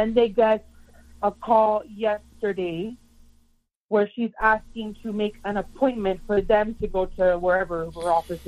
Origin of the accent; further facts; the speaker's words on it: Florida, United States; moved away as an adult; now in Michigan, United States; I'm from Florida, but I'm in Michigan right now